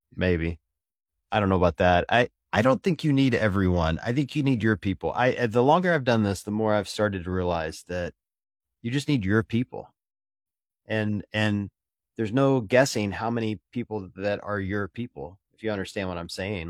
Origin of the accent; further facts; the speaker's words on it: the Bible Belt in the Deep South, United States; I was raised in the Bible Belt in the Deep South